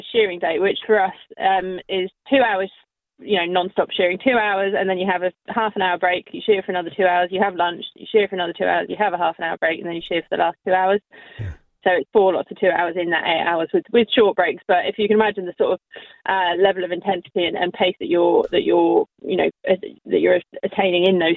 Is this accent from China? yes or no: no; Kent, South East England, United Kingdom; accent: West Country; I'm from Kent.